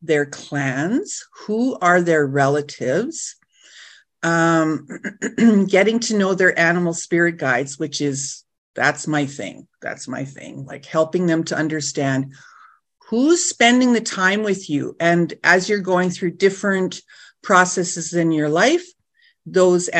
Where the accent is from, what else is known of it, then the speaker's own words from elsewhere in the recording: Nipigon, Ontario, Canada; I'm from the Red Rock Indian Band, which is just outside of Nipigon, outside of Thunder Bay, if you're familiar with that area. So northwestern Ontario.